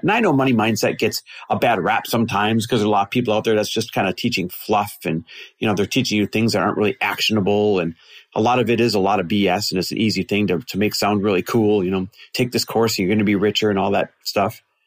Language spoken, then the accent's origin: English; Midwest, United States; growing up in the Midwest the way that we both did